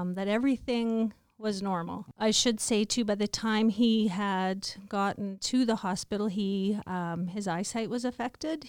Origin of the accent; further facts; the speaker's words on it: Stoughton, Saskatchewan, Canada; also born or lived in Regina / White City; I was born in Regina. I was raised in um, Stoughton, an hour and a half uh, southeast of Regina. Um, raised on a farm.